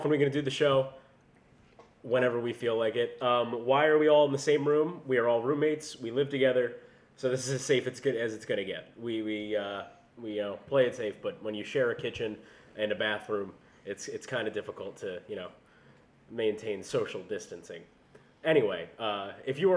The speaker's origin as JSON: {"language": "English", "region": "North New Jersey", "country": "United States", "moved": "yes", "lives_now": "Maryland, United States", "said": "I am from New Jersey, North New Jersey, exit 172 on the Parkway"}